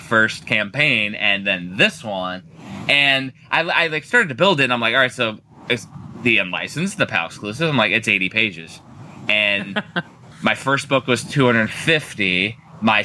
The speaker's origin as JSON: {"language": "English", "town": "Cedar Lake", "region": "Indiana", "country": "United States", "tie": "born or raised there", "said": "I grew up in Northwest Indiana"}